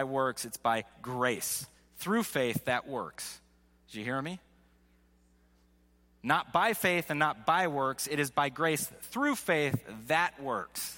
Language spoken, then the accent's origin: English; Seattle, Washington, United States; we're from Seattle